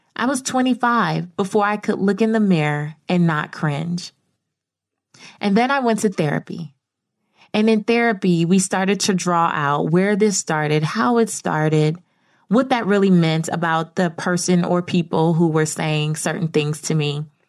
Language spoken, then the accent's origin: English; Belize; moved away; I'm from Belize